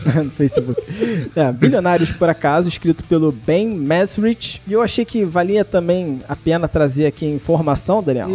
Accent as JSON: {"language": "Portuguese", "country": "Brazil"}